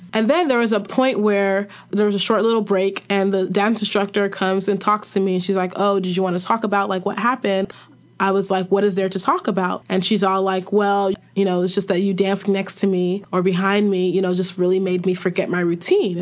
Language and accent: English; Nigeria; I'm Nigerian.